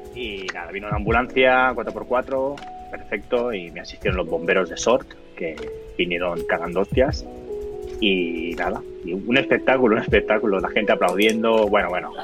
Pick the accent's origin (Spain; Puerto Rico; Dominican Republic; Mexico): Spain; Barcelona, Catalonia; soy de Barcelona